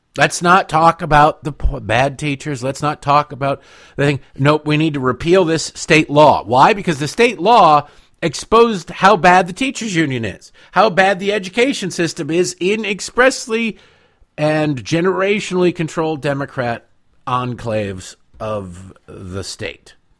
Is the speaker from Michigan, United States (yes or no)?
yes; Detroit, Michigan, United States; moved away as an adult; also born or lived in Washington, D.C.; I grew up in Eastern Michigan, in Detroit